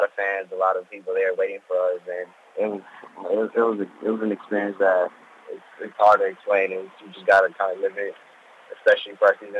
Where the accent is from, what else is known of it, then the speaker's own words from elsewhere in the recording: Dominican Republic; moved away; I was born in Dominican Republic.